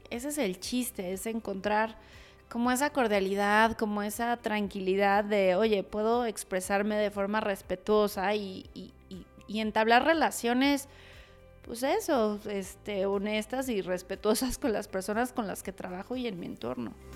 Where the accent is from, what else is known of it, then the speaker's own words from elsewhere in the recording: Mexico City, Mexico; Soy originaria de Ciudad de México